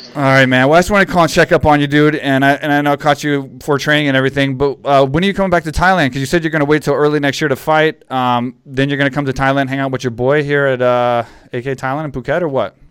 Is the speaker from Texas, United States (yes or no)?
yes; Texas, United States; I grew up in Texas.